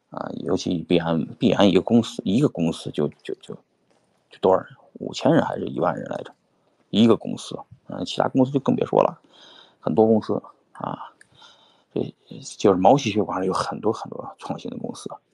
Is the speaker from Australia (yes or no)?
no; China; now in United States; 这个我作为一个中国人